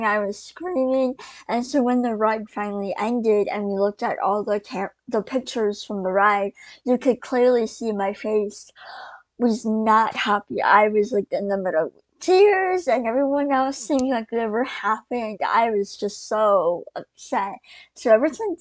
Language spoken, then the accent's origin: English; Georgia, United States